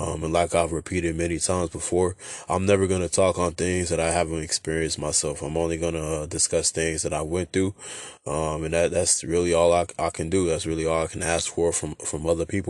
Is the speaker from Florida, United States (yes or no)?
no; Oxnard, California, United States; also born or lived in San Diego, California / Fallbrook, California / Port Hueneme, California; that's how we moved over here to Oxnard